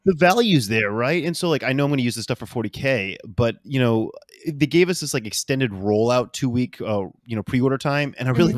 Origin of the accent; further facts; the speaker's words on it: New Orleans, Louisiana, United States; I am living currently in New Orleans. I'm from New Orleans.